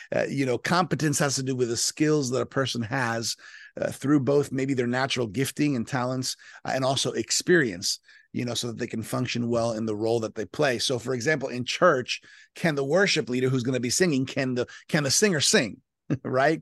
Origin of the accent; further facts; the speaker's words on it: South Florida, United States; born and raised in South Florida to Colombian parents